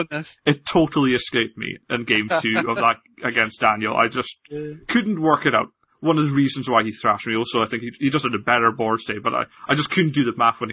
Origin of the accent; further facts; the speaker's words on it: Scotland, United Kingdom; So, I apologize for my accent. I'm definitely Scottish. My parents were Scottish. My grandparents were all Scottish. I've only ever lived in Scotland, but I sound like this, so.